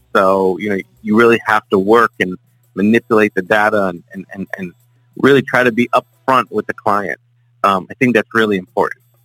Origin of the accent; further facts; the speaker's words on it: South Florida, United States; born and raised in South Florida. Um, you know, lived here my entire life.